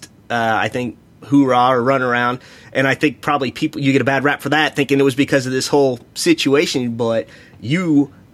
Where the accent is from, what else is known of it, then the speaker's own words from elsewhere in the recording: Missouri, United States; I'm from Missouri